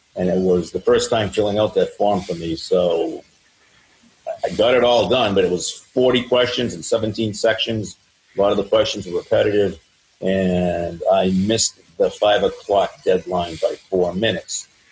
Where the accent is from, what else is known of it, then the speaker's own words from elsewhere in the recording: Franklin, Massachusetts, United States; also born or lived in Wrentham, Massachusetts / Denver, Colorado; we grew up in Franklin on Pond Street.